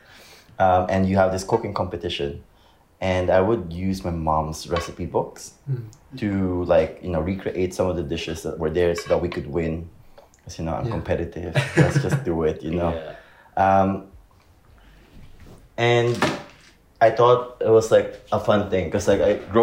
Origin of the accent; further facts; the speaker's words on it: Philippines; I'm Filipino